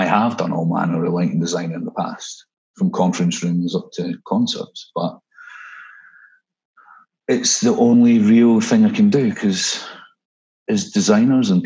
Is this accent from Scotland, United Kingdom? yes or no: yes; Scotland, United Kingdom; moved away as an adult; also born or lived in Dubai / Vietnam; Being Scottish